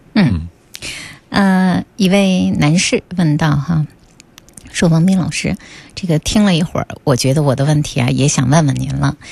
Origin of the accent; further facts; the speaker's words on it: northern China, China; 这个是个北方人哈，我的家乡啊